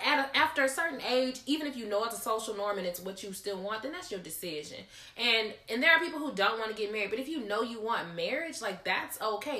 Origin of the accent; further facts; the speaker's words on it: Gulfport, Mississippi, United States; also born or lived in Hattiesburg; my hometown is Gulfport